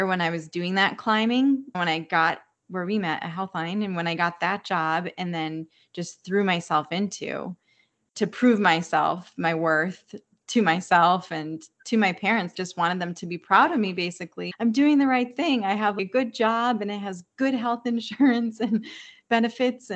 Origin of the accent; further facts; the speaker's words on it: United States; moved away as an adult; now in Hawaii, United States; we had a few relatives that moved to Philly, which is 2 hours from my hometown, or to New York, which is 2 hours from my hometown